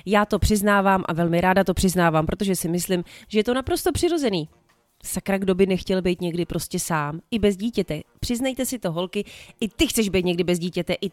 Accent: Moravia, Czechia; also born or lived in Plzeň Region; Pamatuju si dětství hodně na Moravě, kde jsem trávila čas u jedné babičky a pak taky na Plzeňsku, kde jsem trávila čas u druhé babičky.

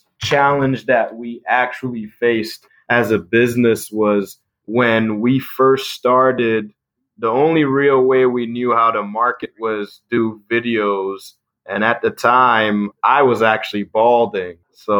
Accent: Ithaca, New York, United States; So I had a friend named Pima Mbwana, who I grew up with in Ithaca.

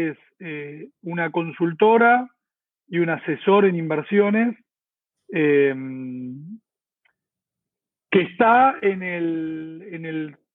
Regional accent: Córdoba, Argentina; moved away as an adult; now in Buenos Aires, Argentina; eh, por eso me vine de Córdoba a Buenos Aires, eh, porque quería trabajar en, la bolsa

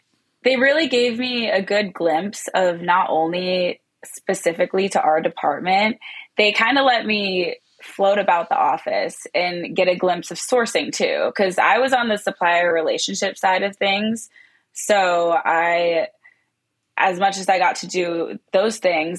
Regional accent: Pittsburgh, Pennsylvania, United States; moved away as an adult; also born or lived in East Lansing, Michigan; I am from Pittsburgh, Pennsylvania

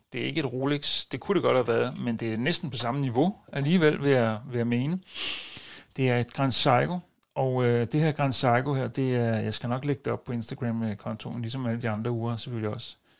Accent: a suburb of Copenhagen, Capital Region of Denmark, Denmark; jeg er ikke rigtig københavner, jeg er ude fra en forstad til København

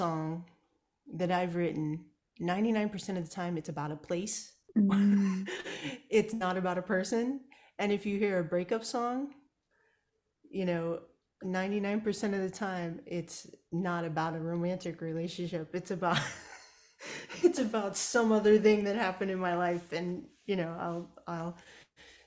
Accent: Kansas, United States; moved away as an adult; now in Austin, United States; I grew up in Kansas

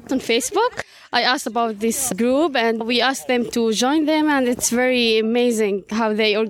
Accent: Bethlehem, West Bank, Palestine; English is a second language; From Bethlehem.

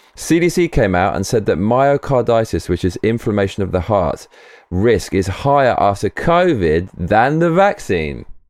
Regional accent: United Kingdom; As a Brit

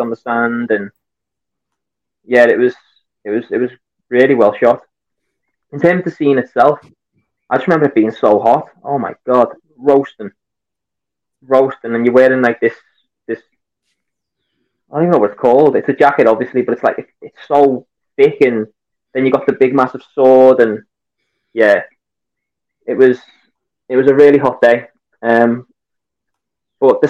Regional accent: Liverpool, North West England, United Kingdom; accent: Scouse; I'm a Scouser. I'm from Liverpool.

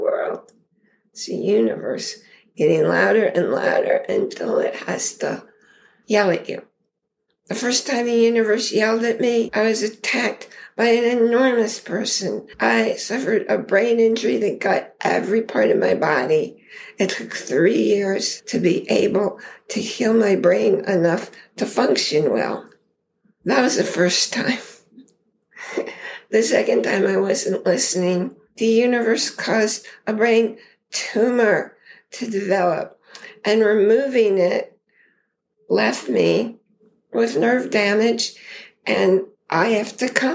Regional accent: New York, United States; moved away as an adult; also born or lived in Idaho; now in Connecticut, United States; I grew up in New York

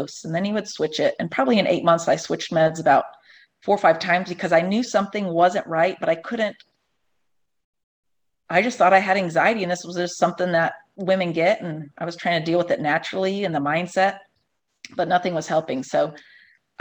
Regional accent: Ohio, United States; also born or lived in Los Angeles / Chicago; now in North Carolina, United States; I'm from Ohio originally, and I've kind of been all over LA, Chicago

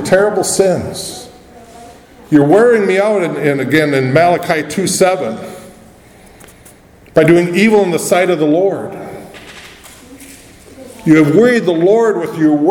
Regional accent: United States; As an American

